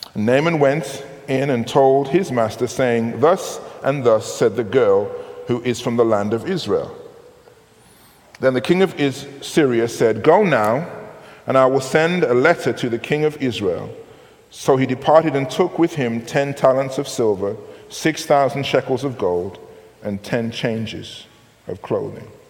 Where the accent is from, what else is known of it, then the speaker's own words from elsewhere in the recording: United Kingdom; I'm from Great Britain.